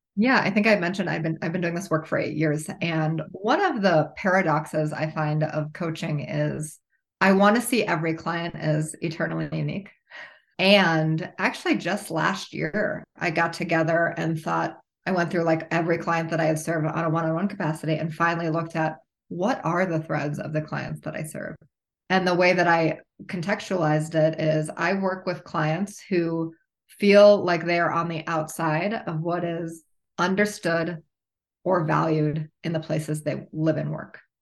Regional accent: Minneapolis area, Midwest, Minnesota, United States; I grew up in the Midwest. I definitely have Midwest roots.

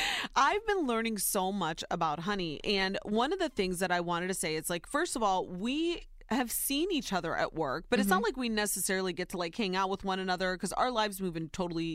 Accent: Ohio, United States; Soy Nicaragüense, but I was born and raised in Ohio.

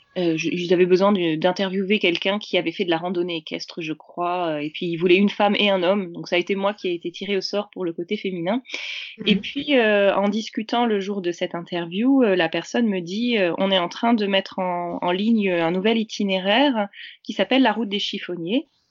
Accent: Normandy, France; je suis de Normandie

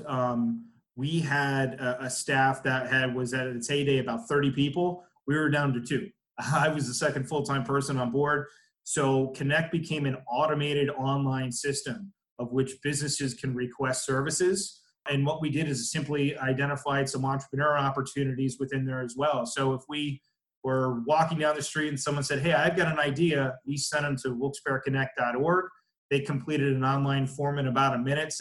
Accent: Pennsylvania, United States; I'm first one from Pennsylvania

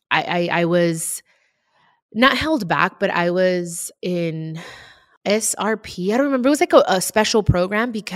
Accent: Compton, California, United States; also born or lived in Long Beach, California; I moved from Long Beach to Compton

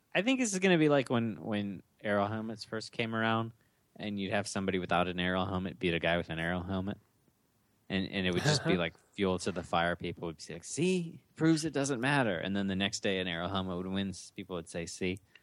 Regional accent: Minnesota, United States; We're all born and bred in Minnesota.

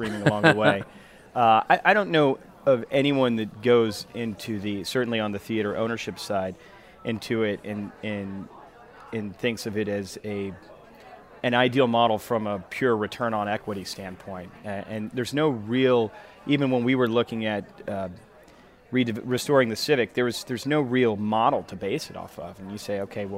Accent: Knoxville, Tennessee, United States; I grew up in Knoxville, Tennessee. Most of my family's still there

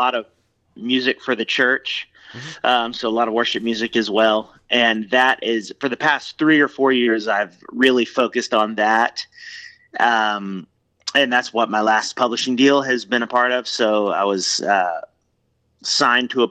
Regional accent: Atlanta, Georgia, United States; I am born and raised in Atlanta, Georgia, and that's where I live now with my wife and, 4 kids. And, yeah, I've been here my whole life.

